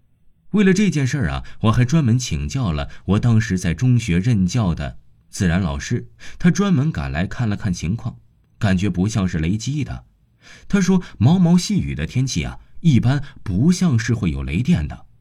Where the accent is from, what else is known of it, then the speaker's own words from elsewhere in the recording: Liquan, Shaanxi, China; 我的老家在陕西省礼泉县北屯乡太阳村。